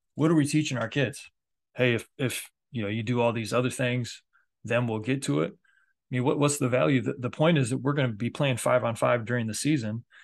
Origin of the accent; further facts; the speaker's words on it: Michigan, United States; especially being in the Midwest, I'm from Michigan